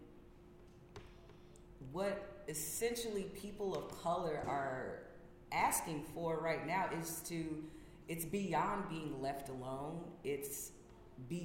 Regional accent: the South, United States; I'm coming from the South.

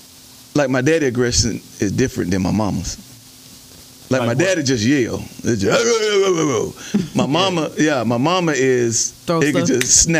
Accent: Florida, United States; I grew up in Florida, and we kind of grew up in a mixed neighborhood

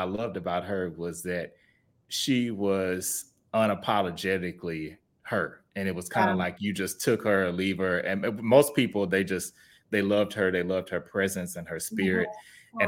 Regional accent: Houston, Texas, United States; moved away as an adult; now in Dallas, United States; I'm from Houston originally

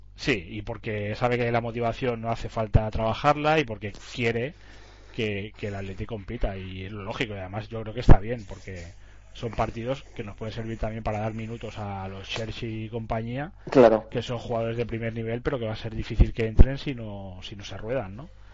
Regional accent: Catalonia, Spain; como catalanes que somos

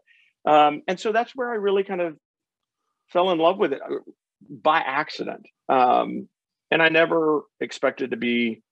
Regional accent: Houston, Texas, United States; I'm from Houston, Texas.

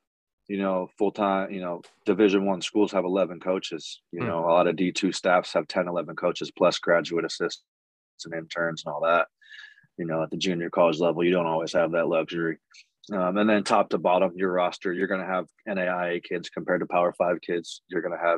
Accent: Chico, California, United States; also born or lived in Texas; I'm from Chico originally, from Chico, California. Played at Pleasant Valley High School in high school

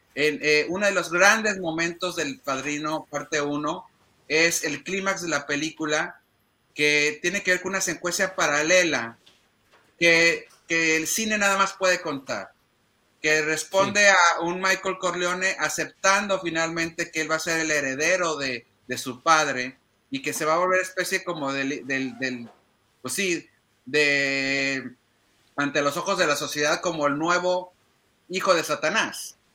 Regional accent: Mexico; nosotros como mexicanos

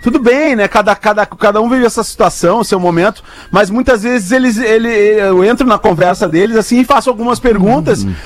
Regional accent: Porto Alegre, Rio Grande do Sul, Brazil; accent: Porto Alegre; now in Portugal; meu sotaque é muito Porto Alegre

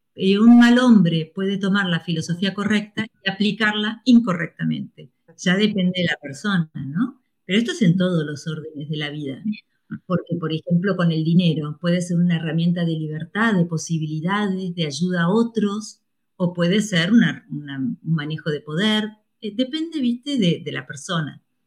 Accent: Argentina; a mí me hubiese encantado nacer en Colombia en vez de la Argentina

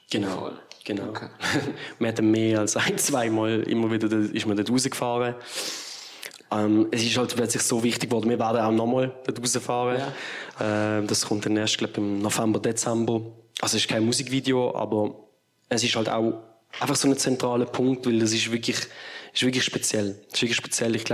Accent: Basel, Basel-Stadt, Switzerland; gerade wenn man hier in der Schweiz wohnt oder als Basler, allein schon mit der Fahrt hat man einfach irgendwie gesagt, okay, das, das muss jetzt sein.

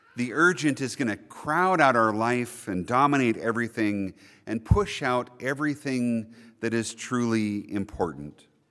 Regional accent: Billings, Montana, United States; I was born and raised right here in Billings

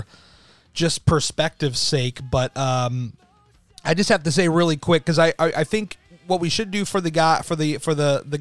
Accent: Washington, District of Columbia, United States; I am from the D.C. area.

